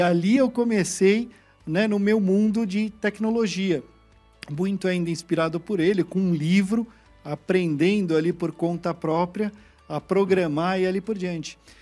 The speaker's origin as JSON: {"language": "Portuguese", "region": "São Paulo", "country": "Brazil", "tie": "born or raised there", "also_born_or_lived": "Baden, Switzerland", "said": "Então eu fui criado no Brasil, fui criado na Vila Mariana, em São Paulo"}